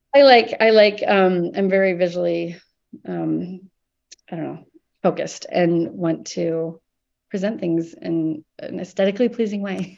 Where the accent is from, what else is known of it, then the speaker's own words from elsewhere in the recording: Columbus, Nebraska, United States; moved away as an adult; now in Portland, United States; growing up in Nebraska